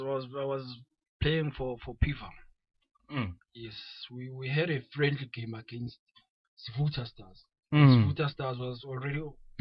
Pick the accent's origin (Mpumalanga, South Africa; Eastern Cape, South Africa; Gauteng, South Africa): Mpumalanga, South Africa; Middelburg; I'm from Middelburg.